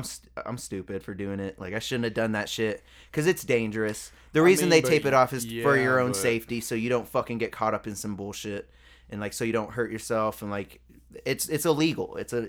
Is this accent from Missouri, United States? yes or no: no; Colorado, United States; Yeah. I'm from Colorado. I'm a rapper.